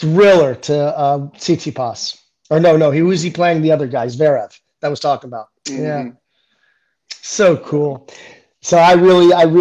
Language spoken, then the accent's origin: English; United States; also born or lived in Germany; as an American, I got to play in a club system in Germany